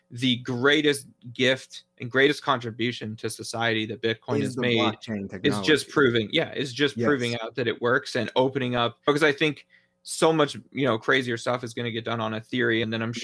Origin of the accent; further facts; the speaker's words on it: Georgia, United States; how voting rights are being suppressed in my home state of Georgia.